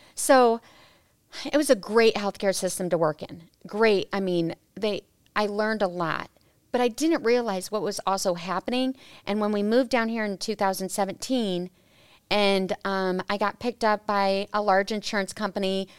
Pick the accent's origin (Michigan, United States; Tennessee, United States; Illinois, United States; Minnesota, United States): Illinois, United States; Peoria; I was born and raised in Peoria, Illinois